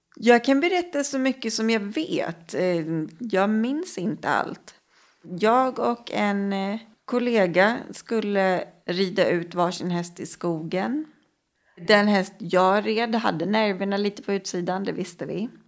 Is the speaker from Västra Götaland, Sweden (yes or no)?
no; Stockholm, Stockholm County, Sweden; Jag är uppvuxen i Årsta, söder om Stockholm